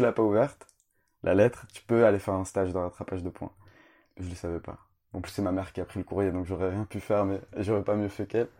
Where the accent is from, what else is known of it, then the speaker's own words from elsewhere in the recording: Roubaix, Hauts-de-France, France; also born or lived in Canada; Du nord de la France, évidemment. Je suis né à Roubaix, dans les années 92.